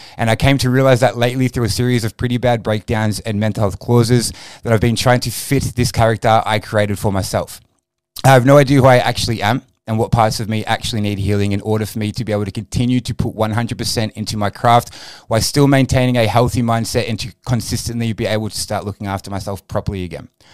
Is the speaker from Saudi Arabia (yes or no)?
no; Frankston, Victoria, Australia; I grew up in the Southeast. I'm a Frankston boy